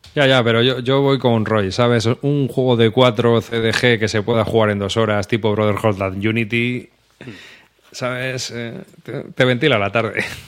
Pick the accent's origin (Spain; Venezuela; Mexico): Spain; central Spain; para los que somos del centro de España, que solo hablamos un idioma